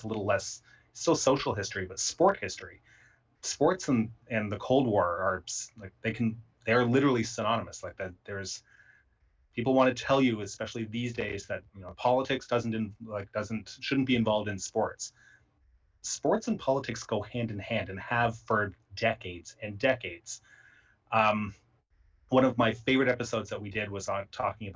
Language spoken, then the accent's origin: English; Canada; myself as a Canadian